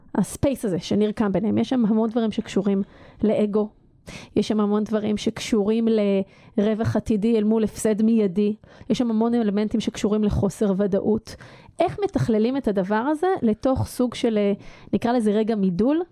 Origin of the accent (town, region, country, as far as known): Israel